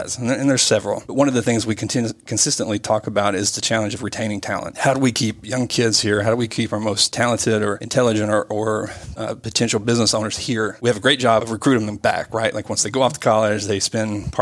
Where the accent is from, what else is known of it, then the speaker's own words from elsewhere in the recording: Northeast Tennessee, United States; I'm an entrepreneur from Northeast Tennessee